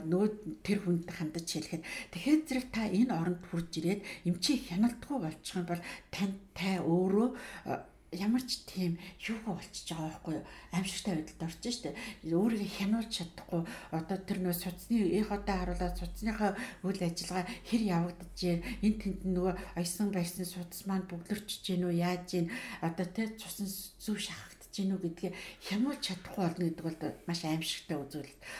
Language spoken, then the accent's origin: Mongolian; Mongolia